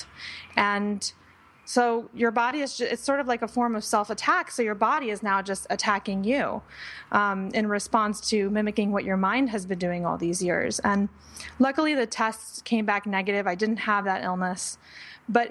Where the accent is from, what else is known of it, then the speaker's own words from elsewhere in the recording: Panama; I was born in Panama, the country. And I was growing up in Panama during a time where there was a lot of political unrest